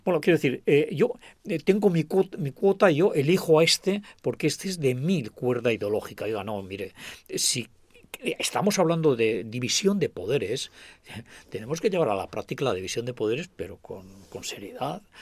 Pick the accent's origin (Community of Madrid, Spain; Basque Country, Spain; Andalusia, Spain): Basque Country, Spain; Agurain; provenimos de Agurain, de Salvatierra